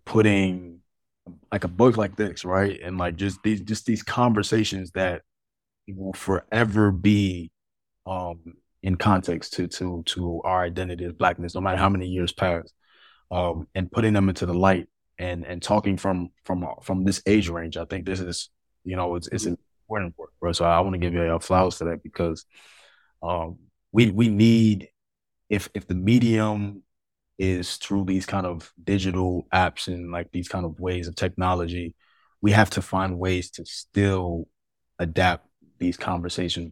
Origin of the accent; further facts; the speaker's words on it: New York City, New York, United States; I was born in Harlem, um, you know, to two of Molly and parents